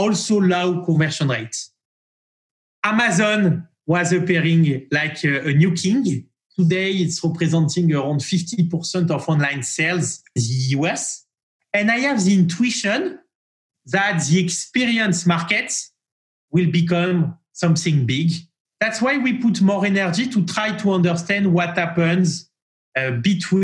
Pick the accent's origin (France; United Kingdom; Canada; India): France; accent: French; English is a second language; moved away as an adult; also born or lived in Marseille / Paris; now in New York, United States; My accent is a very beautiful and charming French accent. I grew up in France, and I moved from Paris to New York in 2017 to launch our US activities